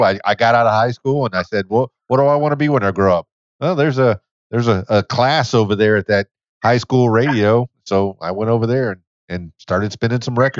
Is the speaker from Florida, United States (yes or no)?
yes; Miami, Florida, United States; moved away; I was born and raised in Miami.